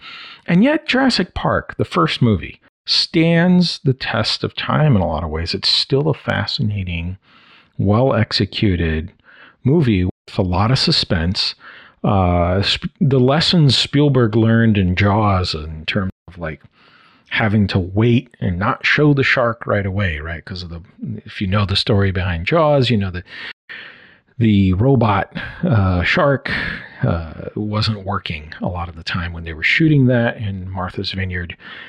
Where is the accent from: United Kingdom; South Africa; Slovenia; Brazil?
Brazil; also born or lived in United States; I was living in Brazil because I was born in South America in Brazil, where my parents were missionaries. And at this point, I had returned from living for a year in the U.S.